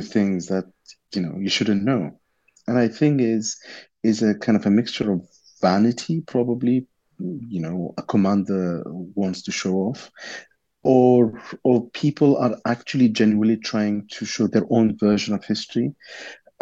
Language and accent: English; Iraq; Growing up in Iraq